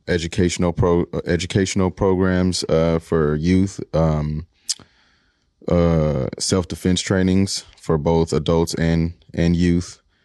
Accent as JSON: {"language": "English", "town": "Seattle", "region": "Washington", "country": "United States", "said": "I'm from the Central District. Uh, family been here since the forties"}